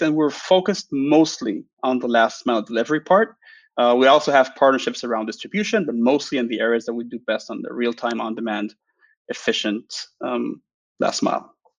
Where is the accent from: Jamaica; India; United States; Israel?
Israel; I'm from Israel